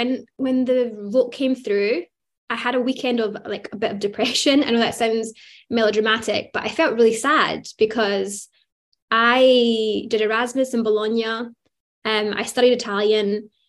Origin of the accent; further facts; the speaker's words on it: Scotland, United Kingdom; now in Italy; I'm British. I'm Scottish